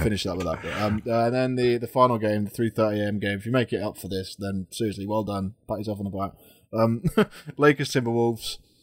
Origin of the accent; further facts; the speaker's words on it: United Kingdom; we're British